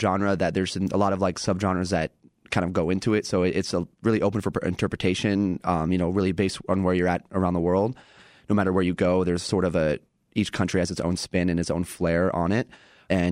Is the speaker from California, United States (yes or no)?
no; Portland, Oregon, United States; moved away as an adult; now in Chicago, United States; I grew up on the West Coast in Portland, and I did college radio out there